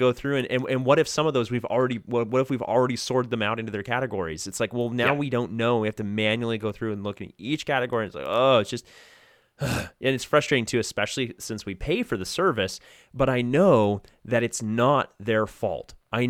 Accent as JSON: {"language": "English", "country": "United States", "said": "as an American"}